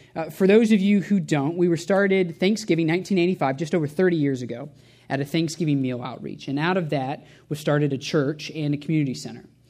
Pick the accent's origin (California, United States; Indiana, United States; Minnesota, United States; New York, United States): Indiana, United States; Indianapolis; also born or lived in Cincinnati; I grew up at Shepherd as a full-time volunteer, whether I liked it or not, as a pastor's kid.